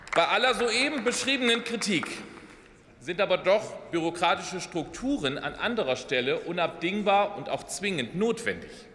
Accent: Oldenburger Münsterland, Lower Saxony, Germany; im Oldenburger Münsterland, meiner Heimatregion

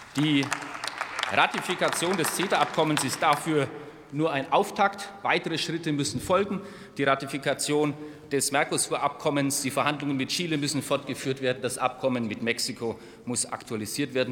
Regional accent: Germany; als Deutsche

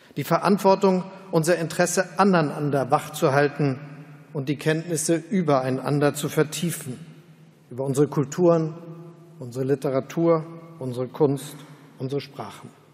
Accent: Hamburg, Germany; in meiner Heimatstadt Hamburg

